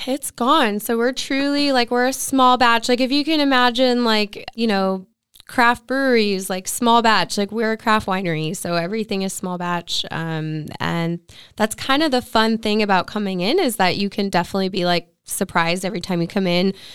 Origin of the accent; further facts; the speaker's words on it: Santa Clarita, California, United States; also born or lived in Ventura County; now in Ventura, United States; I grew up in Santa Clarita, so I went to school out there